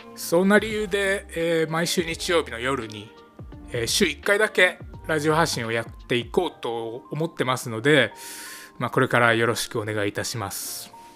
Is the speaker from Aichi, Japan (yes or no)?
yes; Aichi, Japan; 愛知県出身なんですけども